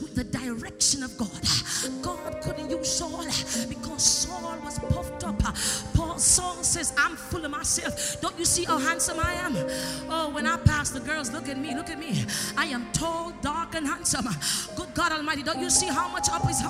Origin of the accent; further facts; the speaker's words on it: Jamaica; I'm from Jamaica